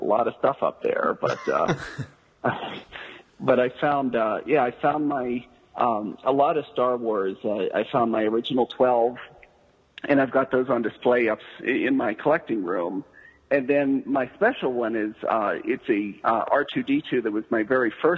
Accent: western Pennsylvania, United States; moved away as an adult; also born or lived in Colorado; now in Denver, Colorado, United States; Grew up in western Pennsylvania and have lived out here in Colorado for about 10 years

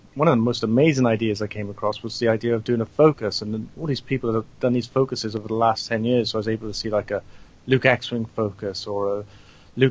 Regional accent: Wales, United Kingdom; I'm not from England, I'm from Wales.

